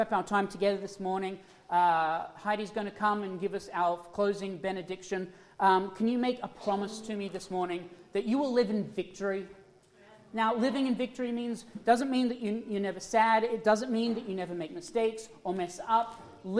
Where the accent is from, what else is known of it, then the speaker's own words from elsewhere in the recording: Australia; moved away; I was from Australia